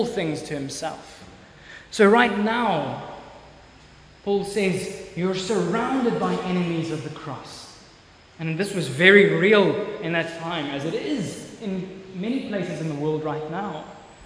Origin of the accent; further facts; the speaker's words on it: South Africa; I am a citizen of South Africa